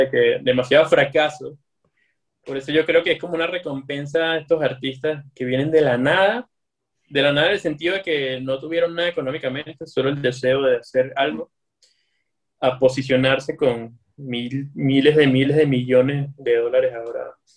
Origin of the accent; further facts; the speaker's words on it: Venezuela; yo soy venezolano y como venezolano vengo de, del calor y del Caribe